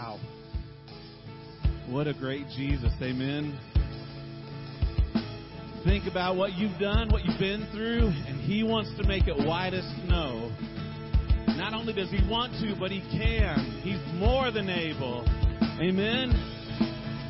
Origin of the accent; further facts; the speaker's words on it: the Rockies, United States; now in Florida, United States; Growing up in the Rockies